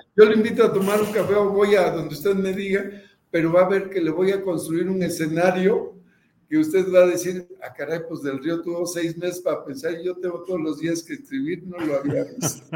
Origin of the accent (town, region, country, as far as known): Veracruz, Mexico; also born or lived in Papantla / Xalapa